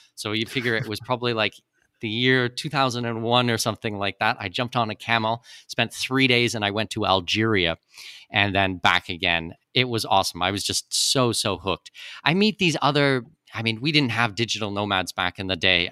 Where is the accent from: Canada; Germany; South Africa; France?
Canada; moved away as an adult; also born or lived in Middle East / Australia / New Zealand / Singapore; now in Panama; I was born in Canada. I'm a Canadian citizen